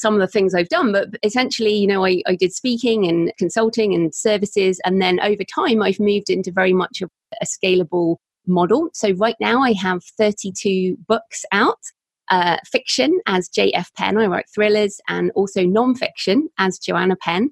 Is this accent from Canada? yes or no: no; United Kingdom; accent: British; also born or lived in Bath, South West England; I'm British, obviously. Hopefully people can tell by my accent